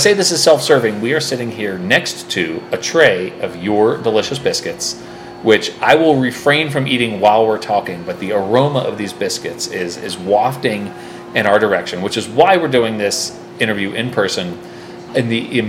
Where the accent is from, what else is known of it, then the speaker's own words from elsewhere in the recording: Fort Collins, Colorado, United States; I am here in Fort Collins, Colorado, my hometown of Fort Collins, Colorado